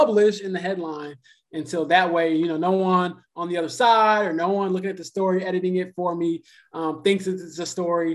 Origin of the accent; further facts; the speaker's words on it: Chicago, Illinois, United States; the Chicago Sky, which is, again, my hometown team